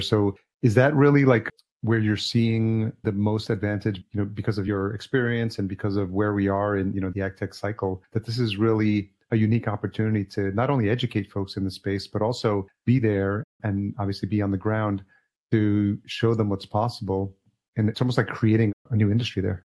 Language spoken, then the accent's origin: English; Yonkers, New York, United States; I grew up in Yonkers, New York, which is Westchester County